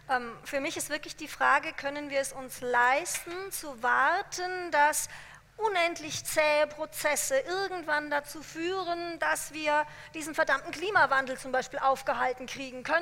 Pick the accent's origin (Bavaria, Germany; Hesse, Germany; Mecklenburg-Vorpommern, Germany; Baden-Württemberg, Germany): Hesse, Germany; Ich bin in Hessen aufgewachsen.